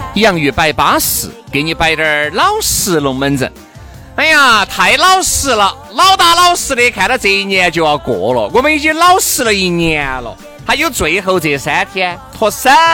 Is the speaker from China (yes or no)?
yes; China; 既然是个中国人，我们就按照中国人的